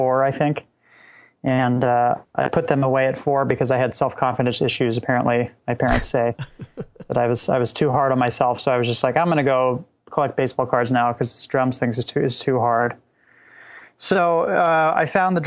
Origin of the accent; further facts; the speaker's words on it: Laguna Beach, California, United States; I grew up in Southern California, just south of Los Angeles in Laguna Beach